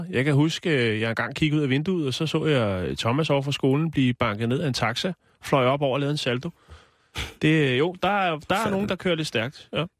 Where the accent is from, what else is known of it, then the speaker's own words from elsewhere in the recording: Gentofte, Capital Region of Denmark, Denmark; born there; født på Gentofte, men så... oh, men stadigvæk Jean Toft, og det er så pænt.